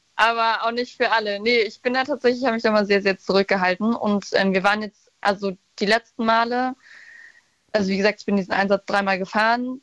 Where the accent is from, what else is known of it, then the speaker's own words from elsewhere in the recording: Brandenburg, Germany; also born or lived in Wilhelmshaven; ich komme nur aus Brandenburg